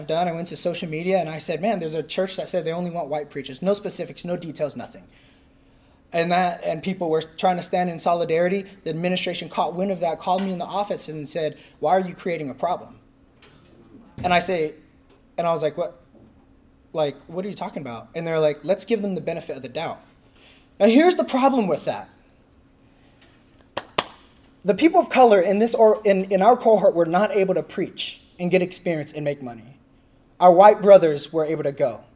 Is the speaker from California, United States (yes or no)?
yes; California, United States; I'm from California.